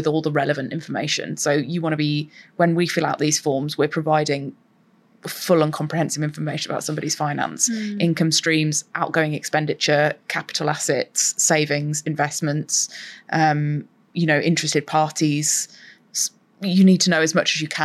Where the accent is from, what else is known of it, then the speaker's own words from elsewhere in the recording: United Kingdom; as British people